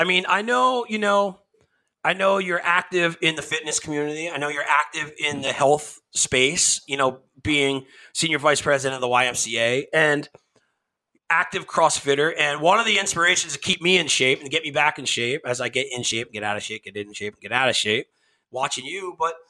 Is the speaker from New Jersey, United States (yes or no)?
yes; New Jersey, United States; you and I are Jersey kids